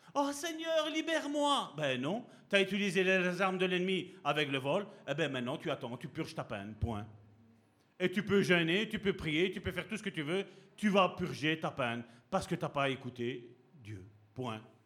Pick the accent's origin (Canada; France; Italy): Italy; je suis italien